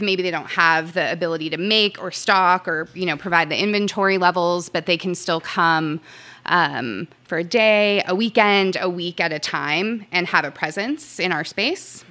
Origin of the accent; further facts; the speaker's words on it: Southern California, United States; moved away as an adult; also born or lived in Santa Cruz; I moved from Southern California to Santa Cruz to go to school. Um, and for me, I call myself a SoCal survivor